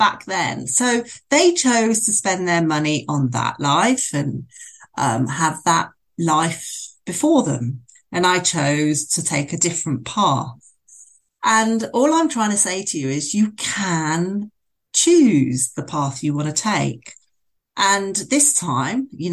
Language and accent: English; Bournemouth, South West England, United Kingdom; moved away as an adult; I decided to leave Bournemouth, which was my hometown.